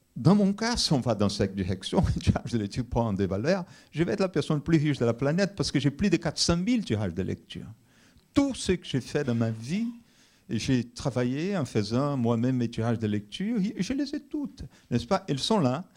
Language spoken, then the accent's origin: French; Brazil; now in France; je suis brésilien d'origine brésilienne